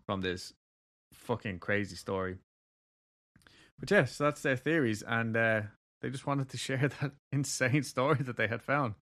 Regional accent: Kentucky, United States; I'm from Kentucky

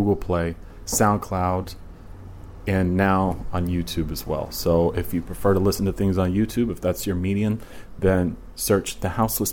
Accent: Virginia, United States; moved away as an adult; also born or lived in Portland, Oregon; I moved across country because I'm from Virginia originally.

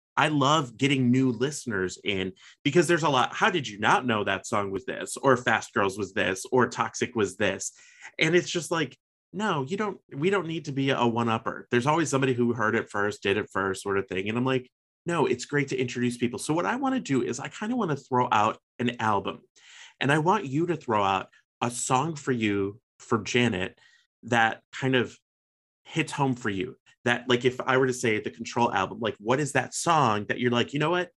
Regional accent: Chicago, Illinois, United States; growing up in Chicago

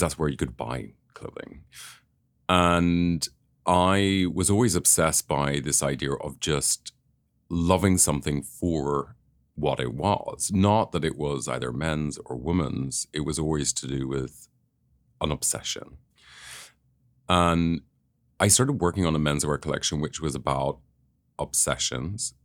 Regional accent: Northern Ireland, United Kingdom; I grew up in Northern Ireland

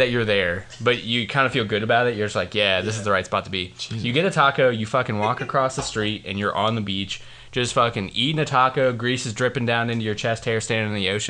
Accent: Springfield, Ohio, United States; moved away as an adult; also born or lived in St. Augustine, Florida; born and raised in Ohio, about an hour outside of Columbus.

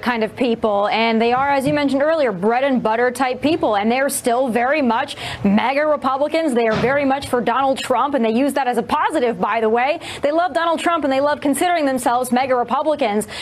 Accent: South Dakota, United States; I'm from South Dakota

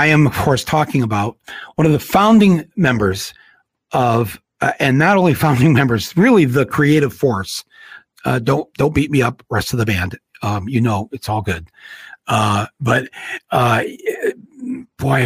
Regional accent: Flint, Michigan, United States; growing up in Flint

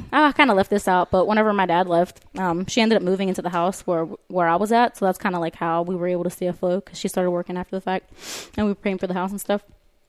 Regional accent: South Florida, United States; moved away; also born or lived in California; I always pull up my old little house that I grew up in Florida. I live in the ghetto, like for real.

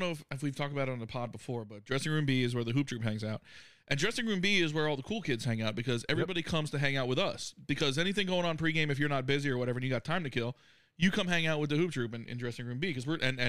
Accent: South Florida, United States; I grew up in South Florida. I've been exposed to a lot of accents.

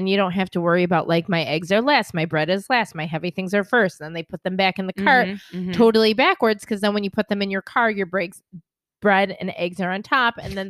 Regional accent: Rochester, New York, United States; I'm from Rochester.

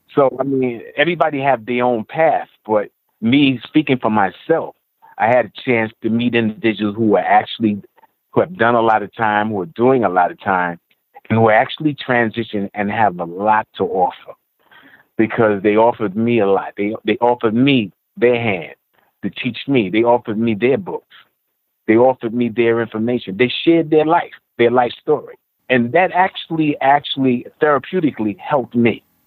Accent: New York City, New York, United States; also born or lived in Nassau County; I grew up in Queens, Jamaica, Queens to be exact, until I was about about 18, 19

